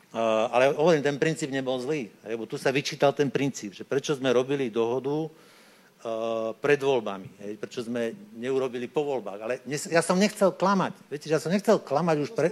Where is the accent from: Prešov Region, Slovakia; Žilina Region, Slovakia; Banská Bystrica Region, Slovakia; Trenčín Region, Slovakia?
Žilina Region, Slovakia; Upper Orava; now in Bratislava, Slovakia; keď som sa narodil na Hornej Orave, no tak je relatívne vysoký predpoklad, že budem e, proste vychovaný vo viere